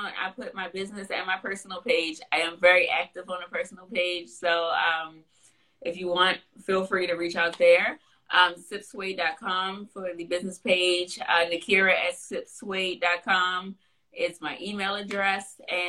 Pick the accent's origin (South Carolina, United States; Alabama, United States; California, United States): California, United States; born there; I'm an East Coast girl through and through. I was born in California. I lived in California. I don't want to move back. I'm an East Coast girl.